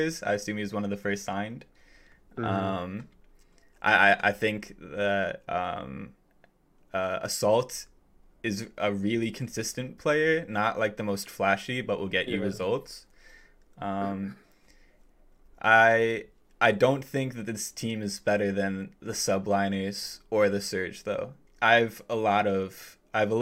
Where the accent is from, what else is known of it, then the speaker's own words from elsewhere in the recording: New Jersey, United States; now in Connecticut, United States; I'm from New Jersey and living in Connecticut at the moment